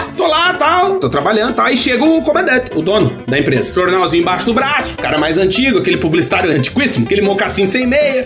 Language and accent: Portuguese; Brazil; moved away as an adult; a gente nunca vai deixar de ser brasileiro